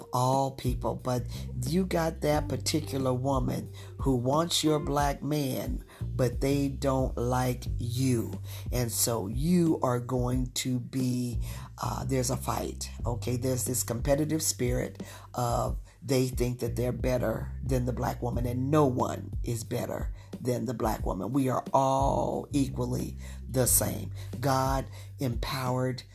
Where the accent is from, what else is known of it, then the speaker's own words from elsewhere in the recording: Utah, United States; moved away; also born or lived in Washington, D.C. area; I'm from Utah. I was raised in Utah as a young girl, but I lived in the Washington, D.C. area for 30 years